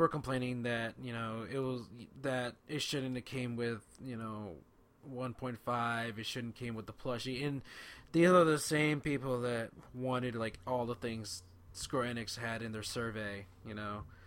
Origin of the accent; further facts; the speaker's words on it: California, United States; I'm from California